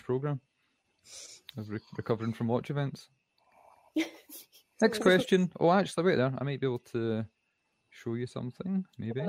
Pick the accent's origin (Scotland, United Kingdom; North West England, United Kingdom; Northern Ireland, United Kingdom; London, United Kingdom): Scotland, United Kingdom; we're Scottish.